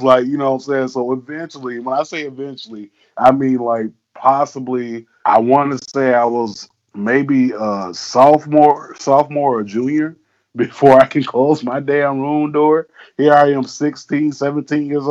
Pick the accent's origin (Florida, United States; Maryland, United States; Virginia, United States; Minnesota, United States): Florida, United States; South; growing up in South Florida